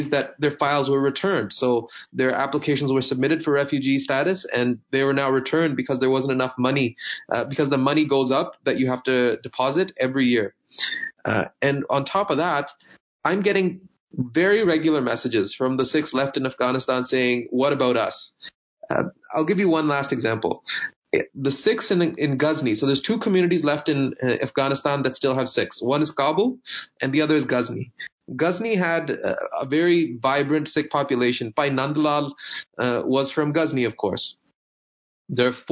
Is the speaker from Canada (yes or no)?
yes; Canada; we as Canadian Sikhs